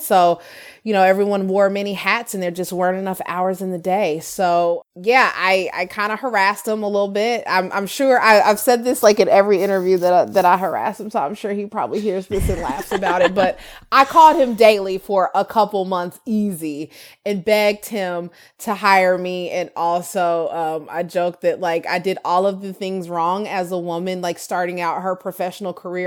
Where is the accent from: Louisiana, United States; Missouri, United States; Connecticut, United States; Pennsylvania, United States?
Missouri, United States; Kansas City; also born or lived in Georgia; I was from Kansas City